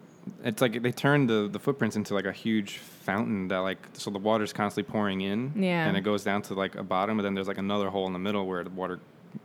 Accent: New York, United States; born or raised there; moved away

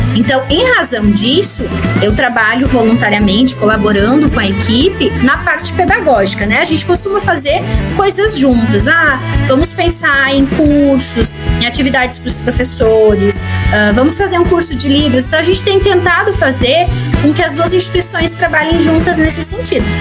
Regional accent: Rio Grande do Sul, Brazil; now in São Paulo, Brazil; eu sou do Rio Grande do Sul, estou morando em São Paulo

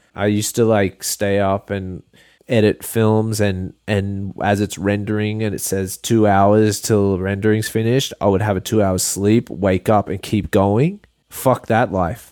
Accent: Port Macquarie, New South Wales, Australia; now in Hawaii, United States; I'm from Port Macquarie, and it's a small town

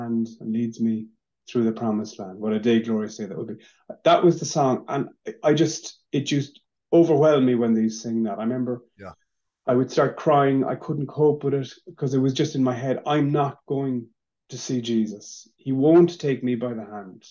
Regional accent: Maynooth, Leinster, Ireland; I was born in Maynooth.

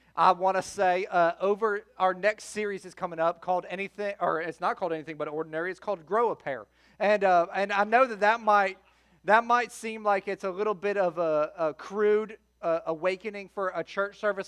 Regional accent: Florida, United States; also born or lived in Chicago, Illinois; I grew up between Fort Myers and the Sarasota Bradenton area for most of my childhood. I'm originally from Chicago

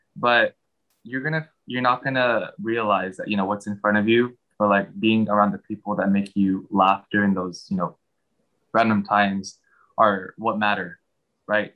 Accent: Bay Area, California, United States; also born or lived in Philippines; I am a native of the Bay Area. I was born in the Philippines. When I was three, my family and I came to the United States, and um, we stayed in the Bay Area for all my life.

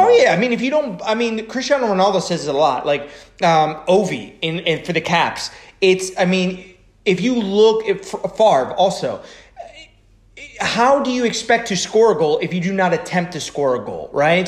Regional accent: Frederick, Maryland, United States; I grew up most of my most of my adolescence. I grew up in Frederick, Maryland

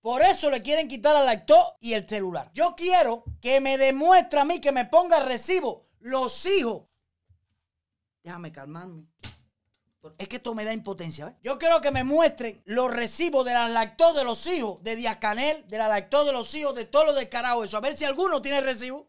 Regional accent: Cuba; nosotros somos cubanos

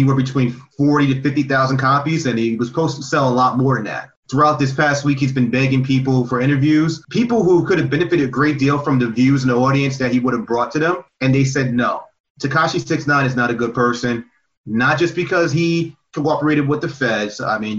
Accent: New Jersey, United States; We're from Jersey

